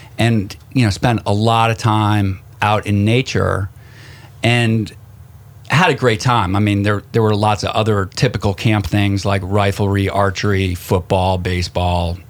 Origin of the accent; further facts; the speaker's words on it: Connecticut, United States; I grew up in Connecticut, was raised formidable years up in Connecticut right outside New York.